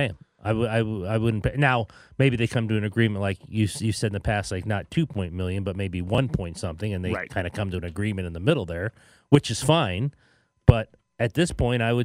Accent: Canada; I'm from Canada

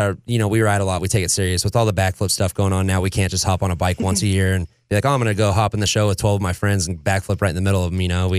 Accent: Minden, Nevada, United States; I've lived in Minden my whole life. Grew up riding out here

